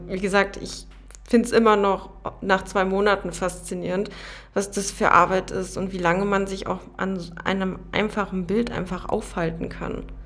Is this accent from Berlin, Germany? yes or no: yes; Berlin, Germany; also born or lived in Frankfurt am Main; now in Potsdam, Germany; Ich bin in Berlin geboren und bin damals vor knapp, also vor zehn Jahren, sind meine Familie und ich nach Frankfurt am Main gezogen